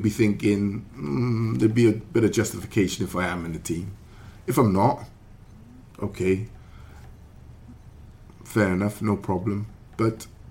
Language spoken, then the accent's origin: English; Welsh, Wales, United Kingdom; we're Welsh